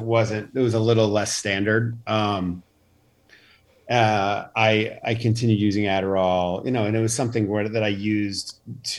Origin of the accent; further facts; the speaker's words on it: Charlotte, North Carolina, United States; also born or lived in Chicago, Illinois; I grew up in Chicago till I was 9, and then we moved to Charlotte, North Carolina